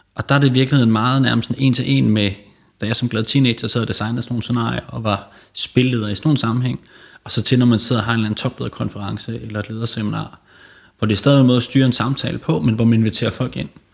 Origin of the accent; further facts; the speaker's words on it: Aarhus, Central Denmark Region, Denmark; moved away as an adult; now in Copenhagen, Denmark; jeg kommer oprindeligt fra Aarhus